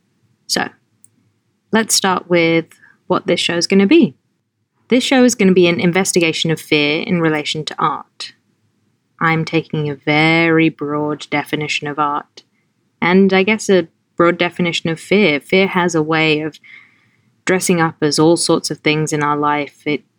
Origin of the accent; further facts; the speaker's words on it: London, United Kingdom; also born or lived in Norfolk / Pittsburgh / Los Angeles; now in New York, United States; I was born in Norfolk in England. I grew up in London, and then I lived in Pittsburgh for 3 years, and then I lived in LA for 10 years, and now I live in New York